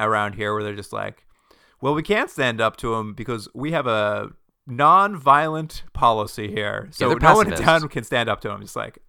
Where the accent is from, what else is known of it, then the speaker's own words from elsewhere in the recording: New England, United States; We're from New England so, and we moved here.